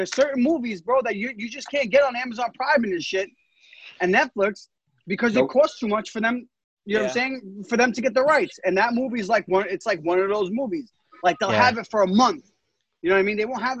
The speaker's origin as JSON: {"language": "English", "town": "New York City", "region": "New York", "country": "United States", "tie": "born or raised there", "said": "I grew up in the Bronx, bro."}